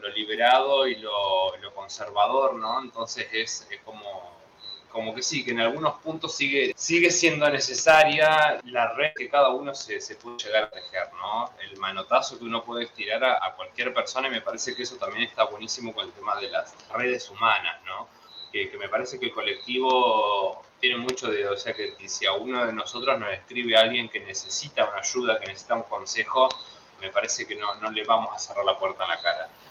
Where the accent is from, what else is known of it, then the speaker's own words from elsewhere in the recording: a town near Paraná, Entre Ríos, Argentina; yo no nací en Camp nací en un, pueblo acá cerca